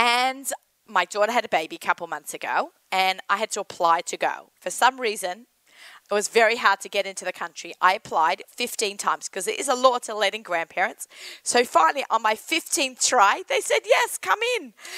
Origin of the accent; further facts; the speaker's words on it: Sydney, New South Wales, Australia; accent: Australian; now in United States; Sydney, my hometown